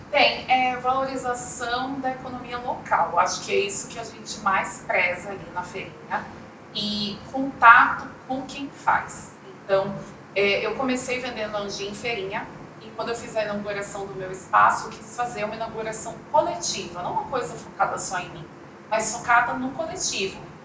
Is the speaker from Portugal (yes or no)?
no; Coxim, Mato Grosso do Sul, Brazil; moved away as an adult; also born or lived in Campo Grande / São Gabriel do Oeste; eu nasci em Campo Grande, mas uhum. eu cresci no interior. Então eu cresci em Coxim, São Gabriel, e em Coxim